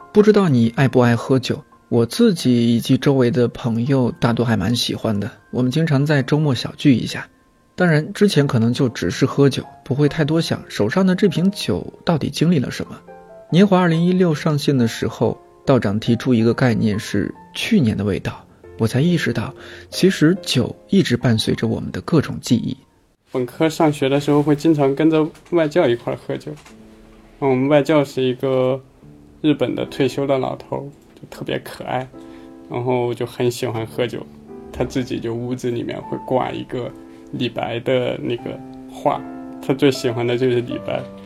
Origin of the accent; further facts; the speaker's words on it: Shanxi, China; 作为土生土长的山西人